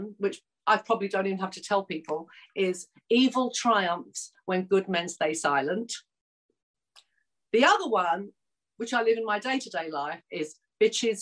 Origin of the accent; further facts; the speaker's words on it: London, United Kingdom; moved away as an adult; also born or lived in United States; growing up in Tottenham, this is where the riots started